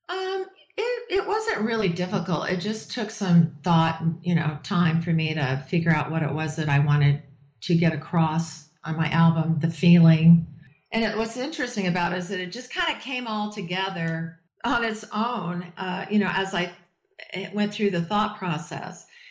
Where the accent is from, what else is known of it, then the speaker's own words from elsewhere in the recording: Las Vegas, Nevada, United States; I was born in Vegas